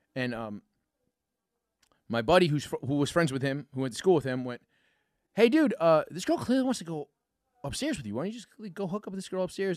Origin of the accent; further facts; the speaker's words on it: New York, United States; me as a New Yorker